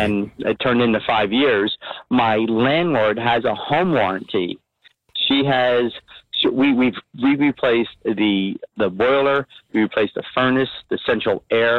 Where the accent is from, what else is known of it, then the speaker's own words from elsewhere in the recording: Philadelphia, Pennsylvania, United States; now in Liberty Corner, United States; I'm originally from Philadelphia, but I came up to Jersey